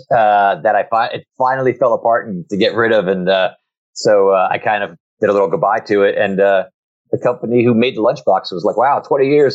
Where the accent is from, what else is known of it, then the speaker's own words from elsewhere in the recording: New Jersey, United States; now in Virginia, United States; I'm from New Jersey, but I'm now in Virginia.